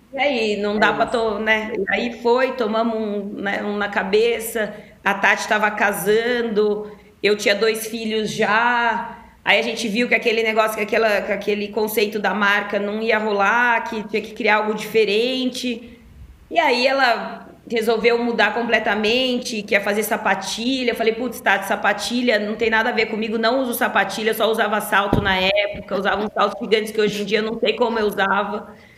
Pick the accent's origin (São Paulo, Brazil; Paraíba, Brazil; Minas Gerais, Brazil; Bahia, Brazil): São Paulo, Brazil; Ribeirão Preto; moved away as an adult; me mudei para São Paulo, que eu sou de Ribeirão Preto